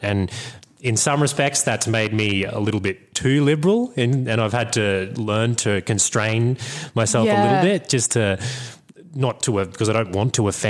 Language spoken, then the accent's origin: English; Bundaberg, Queensland, Australia; now in Brisbane, Australia; I grew up in Bundaberg